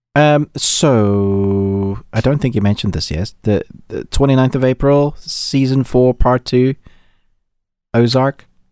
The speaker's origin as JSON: {"language": "English", "country": "South Africa", "tie": "born or raised there", "said": "I grew up in South Africa"}